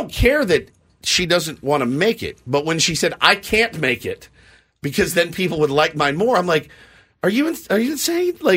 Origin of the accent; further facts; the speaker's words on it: Texas, United States; now in San Diego, United States; I grew up in Texas.